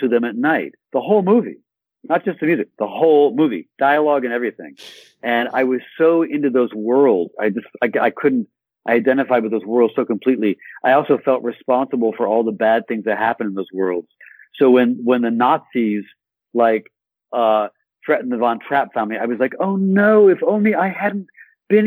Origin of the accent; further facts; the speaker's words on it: Southfield, Michigan, United States; moved away as an adult; now in France; I grew up in Michigan. I was very fond of Michigan. I grew up in a suburb of Detroit called Southfield